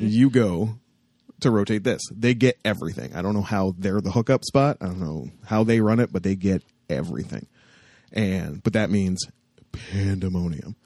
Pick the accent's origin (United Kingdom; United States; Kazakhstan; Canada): Canada; Windsor, Ontario; I was from Windsor and had friends down there